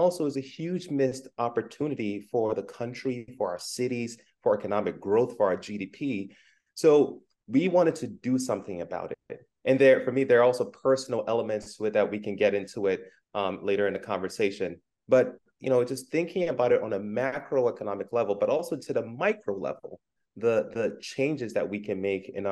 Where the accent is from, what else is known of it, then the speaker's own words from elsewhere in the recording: New York City, New York, United States; also born or lived in Ghana; I was born in Ghana and I came to the U.S. as a kid. I grew up in Brooklyn, New York